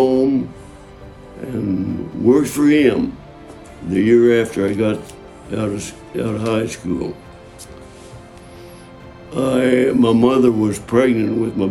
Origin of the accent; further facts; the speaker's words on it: between Peoria and Bloomington, central Illinois, United States; I was raised on a farm in Illinois, right down in the middle of Illinois, about 25 miles east of Peoria